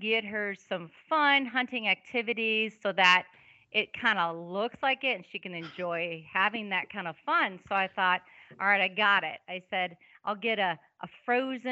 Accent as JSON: {"language": "English", "region": "Wisconsin", "country": "United States", "moved": "yes", "lives_now": "South Dakota, United States", "said": "I'm from Wisconsin originally"}